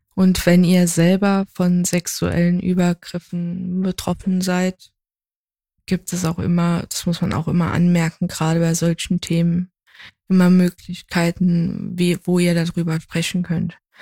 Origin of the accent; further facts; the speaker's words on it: Saarland, Germany; ich ja halt gebürtige Saarländerin bin